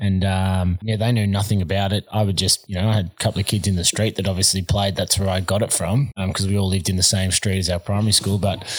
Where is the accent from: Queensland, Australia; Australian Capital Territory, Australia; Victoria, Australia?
Victoria, Australia; Melbourne; I grew up in Victoria, in Melbourne, in Blackburn, eastern suburbs. So my parents, my mum's from New South Wales and dad is from Barbados. So they met in Sydney, moved to Melbourne and me and my brother born and raised there.